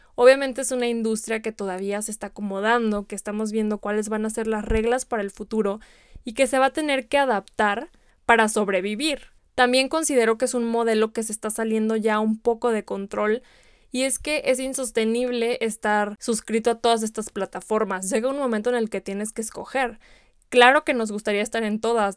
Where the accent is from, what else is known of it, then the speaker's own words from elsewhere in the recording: Guadalajara, Jalisco, Mexico; yo soy de Guadalajara, incluso en Guadalajara hemos tenido producciones de Netflix